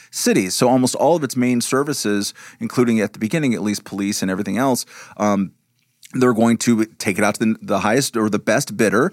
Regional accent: Lakewood, California, United States; moved away as an adult; also born or lived in New York City / Prague; where me and Hialeah grew up

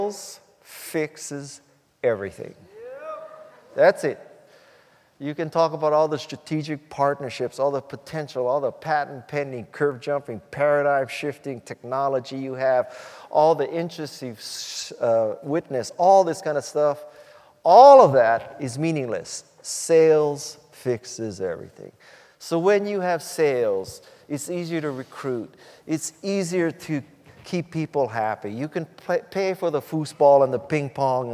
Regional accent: Hawaii, United States; moved away as an adult; also born or lived in Silicon Valley; I was born and raised in Hawaii, and I went to Stanford in 72

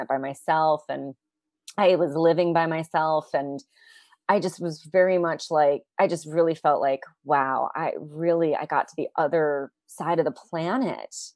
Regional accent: United States; moved away; also born or lived in New York City; an American living in New York City

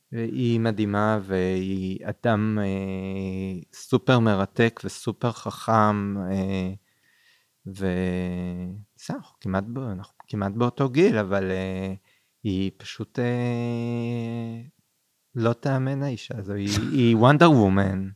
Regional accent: Kfar Saba, Central District, Israel; גדלתי גם ליד בית קולנוע, קולנוע עמל בכפר סבא

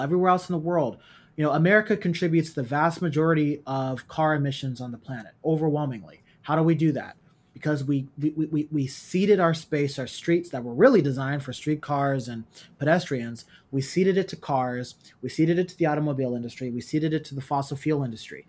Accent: Oakland, California, United States; I grew up in East Oakland

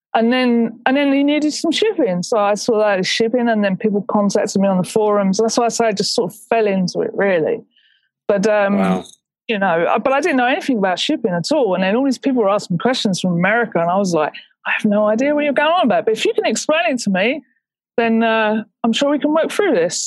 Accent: England, United Kingdom; I'm English

